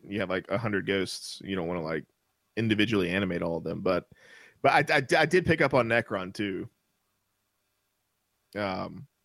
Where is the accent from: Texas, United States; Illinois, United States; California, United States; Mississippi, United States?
Mississippi, United States; I grew up in the South in Mississippi. I grew up Baptist in Mississippi